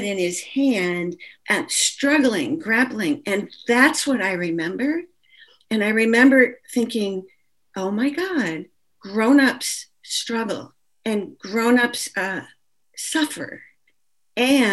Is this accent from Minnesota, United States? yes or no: yes; Minnesota, United States; as a Jew and especially as a Jew in Minnesota